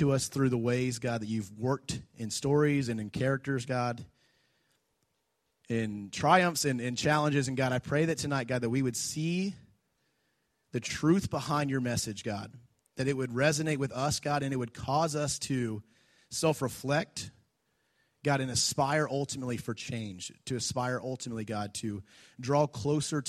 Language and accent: English; Jacksonville, Florida, United States; I grew up in Jacksonville